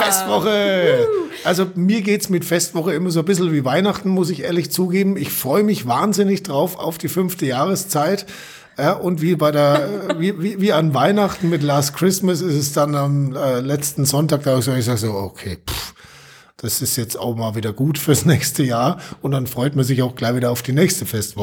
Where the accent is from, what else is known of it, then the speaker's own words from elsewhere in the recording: Allgäu, Germany; bei uns im Allgäu